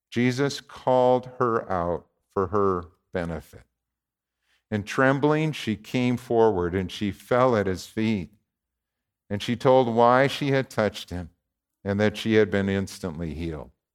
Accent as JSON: {"language": "English", "town": "Warren", "region": "Minnesota", "country": "United States", "tie": "born or raised there", "said": "Warren, my hometown"}